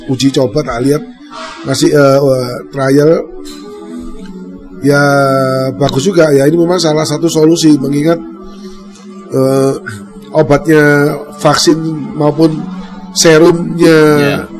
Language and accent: Indonesian; Indonesia; Saya asli Indonesia ya kan?